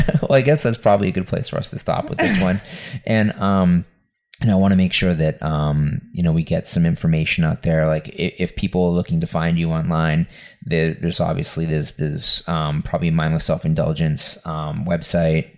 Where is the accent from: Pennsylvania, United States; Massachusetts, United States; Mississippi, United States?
Massachusetts, United States; Lynn; this house that we that I grew up in in West on Western Ave in Lynn, Mass